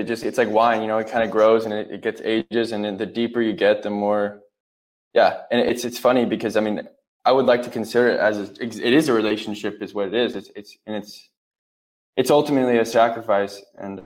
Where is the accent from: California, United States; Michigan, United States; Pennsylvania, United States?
California, United States; Huntington Beach; I grew up, I'm from California. I grew up in Huntington Beach